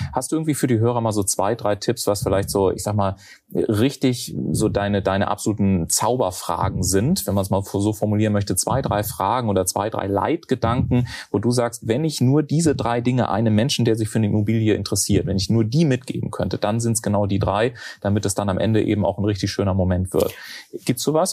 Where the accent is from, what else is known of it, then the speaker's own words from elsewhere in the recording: Garmisch-Partenkirchen, Bavaria, Germany; moved away; also born or lived in Munich; ich komme ja aus Garmisch-Partenkirchen